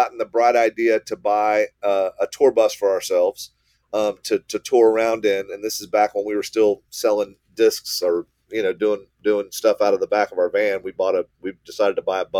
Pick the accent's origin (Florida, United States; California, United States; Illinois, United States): Florida, United States; Gainesville; I was born in Alachua General Hospital and grew up in Gainesville